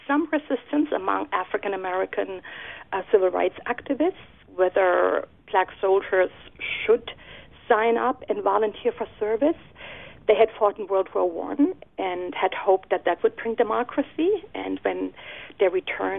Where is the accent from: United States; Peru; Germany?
Germany; moved away; Germany, my home country